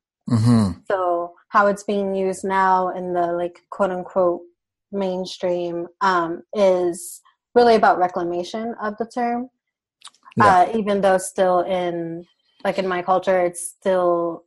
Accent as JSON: {"language": "English", "town": "New York City", "region": "New York", "country": "United States", "also_born_or_lived": "Puerto Rico / South Central Pennsylvania", "moved": "yes", "lives_now": "Pennsylvania, United States", "said": "I'm from Brooklyn, New York, by way of Puerto Rico, but I live in South Central Pennsylvania right now"}